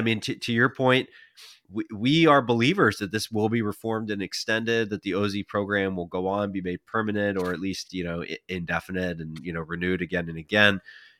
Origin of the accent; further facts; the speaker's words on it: Pennsylvania, United States; My home state of Pennsylvania saw 132 communities.